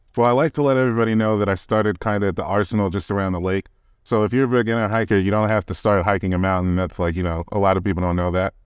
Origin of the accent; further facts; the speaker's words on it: New York, United States; now in Colorado, United States; growing up in New York